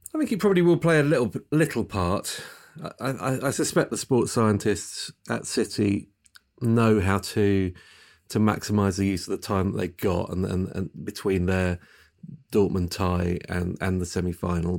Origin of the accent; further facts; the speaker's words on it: England, United Kingdom; as an Englishman